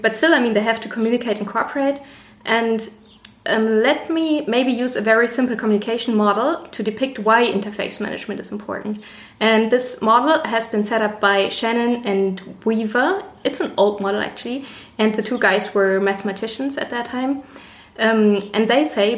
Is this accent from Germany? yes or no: yes; Northern Germany, Germany; moved away as an adult; now in Passau, Germany; I'm originally from Northern Germany, and I came to Passau to do my master's degree